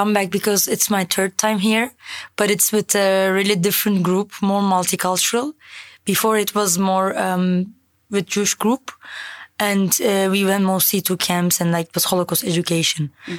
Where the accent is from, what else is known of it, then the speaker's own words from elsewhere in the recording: Turkey; now in Germany; from Turkey, living in Germany.